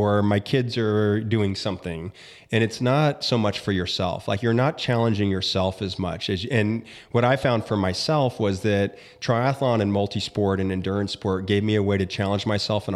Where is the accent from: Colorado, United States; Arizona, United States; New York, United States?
Arizona, United States; Tempe; moved away as an adult; my hometown of Tempe, Arizona. It's where I grew up